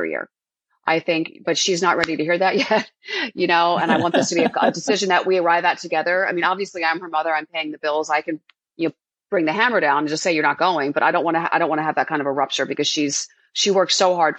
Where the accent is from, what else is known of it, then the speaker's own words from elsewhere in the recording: Philadelphia, Pennsylvania, United States; I grew up in Philadelphia